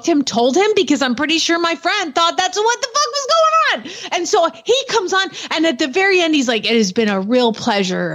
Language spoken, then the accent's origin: English; Atlanta, Georgia, United States; Growing up in Atlanta